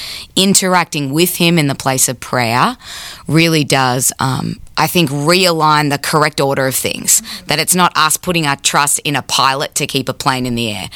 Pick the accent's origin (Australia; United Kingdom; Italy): Australia; moved away as an adult; now in United States; I'm Aussie